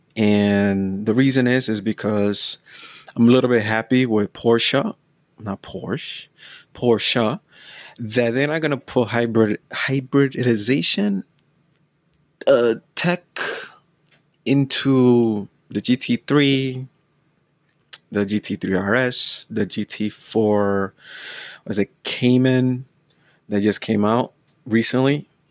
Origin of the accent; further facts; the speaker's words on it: United States; I'm from the States